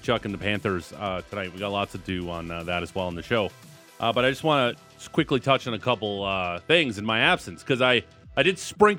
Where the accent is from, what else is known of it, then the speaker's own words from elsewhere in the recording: Niagara Falls, Ontario, Canada; now in Calgary, Canada; I am from Niagara Falls, Ontario. Proud Niagara Falls, Niagara Fallian, if you will.